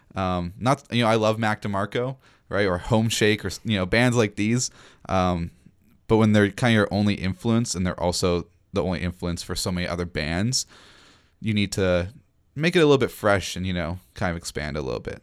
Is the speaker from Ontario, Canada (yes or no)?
no; Nanaimo, British Columbia, Canada; moved away as an adult; now in Victoria, Canada; I left my hometown, Nanaimo